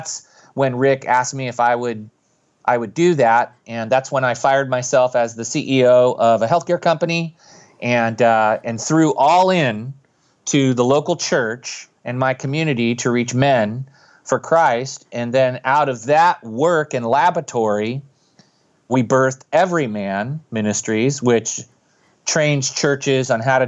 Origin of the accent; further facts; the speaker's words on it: California, United States; I grew up in Silicon Valley, but then it was all orchards and all those things that we enjoy today were just ideas in people's heads. So I grew up in Northern Califo